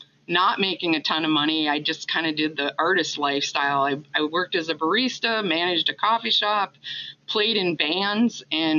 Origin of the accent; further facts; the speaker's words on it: Minnesota, United States; I grew up in Minnesota, I am also an adopted person and I didn't have any information on my background.